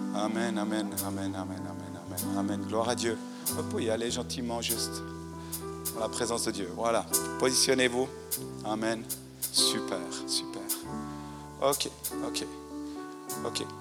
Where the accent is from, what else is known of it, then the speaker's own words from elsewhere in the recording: Fribourg, Switzerland; en tant que fribourgeois